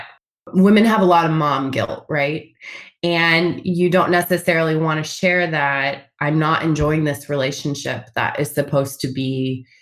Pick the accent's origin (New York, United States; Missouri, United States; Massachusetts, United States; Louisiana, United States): Missouri, United States; Springfield; moved away as an adult; also born or lived in St. Louis, Missouri; now in California, United States; I am originally from Springfield, Missouri